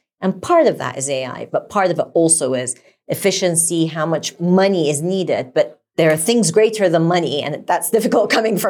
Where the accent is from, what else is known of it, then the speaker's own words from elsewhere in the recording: Sweden; born there; No. I was born in Sweden, but I've never skied.